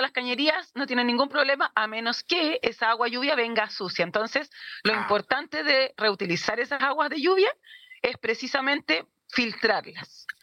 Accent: Santiago, Santiago Metropolitan Region, Chile; moved away as an adult; now in Puerto Montt, Chile; somos oriundos de Santiago también. Llevamos dos a tres años acá más o menos

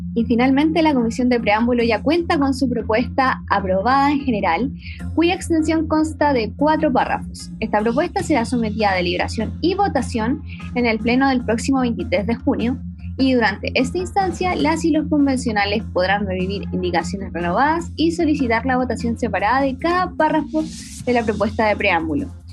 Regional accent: San Antonio, Valparaíso, Chile; yo soy de San Antonio, de la región de Valparaíso

